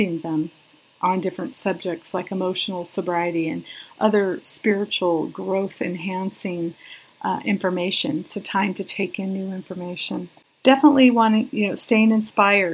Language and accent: English; Sierra Nevada, California, United States; I was born and raised up in the Sierra Nevadas